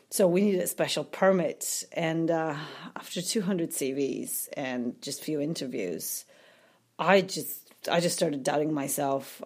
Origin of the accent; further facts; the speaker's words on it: Poland; moved away; I'm from Poland